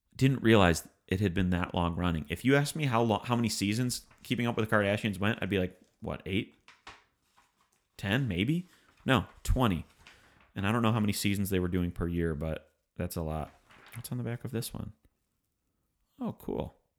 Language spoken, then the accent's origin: English; Michigan, United States; we're from Michigan